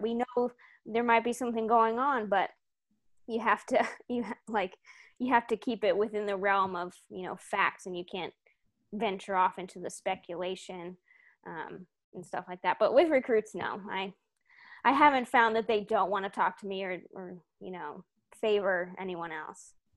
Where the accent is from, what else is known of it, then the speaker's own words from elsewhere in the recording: Houston, Texas, United States; I'm from Houston, Texas. I was born there.